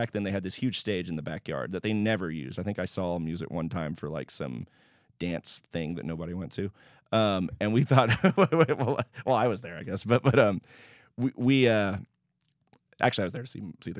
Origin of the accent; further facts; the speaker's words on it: Houston, Texas, United States; Yes, I sure did. Yeah, I grew up in Houston.